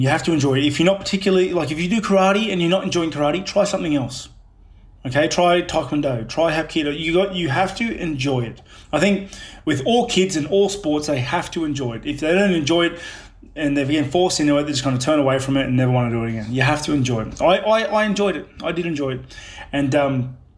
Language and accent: English; Sydney, New South Wales, Australia; also born or lived in New Zealand; I grew up in Housing Commission in Sydney.